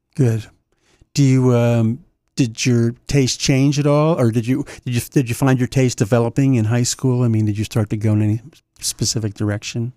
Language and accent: English; New Castle County, Delaware, United States; where I grew up in Newcastle County